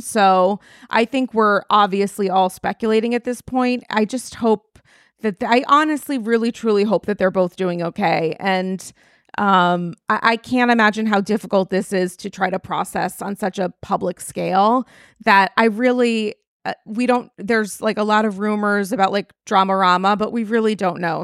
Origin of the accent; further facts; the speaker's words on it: New York, United States; as a New Yorker